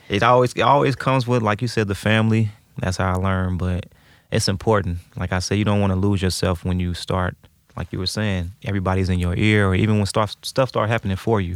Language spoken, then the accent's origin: English; St. Louis, Missouri, United States; I grew up on Shenandoah